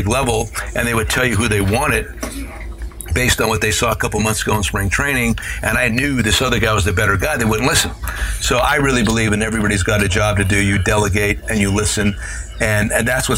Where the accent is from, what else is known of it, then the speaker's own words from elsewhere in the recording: Hazleton, Pennsylvania, United States; moved away; Hazleton Integration Project, bringing together the cultures of my hometown, Hispanic and Anglo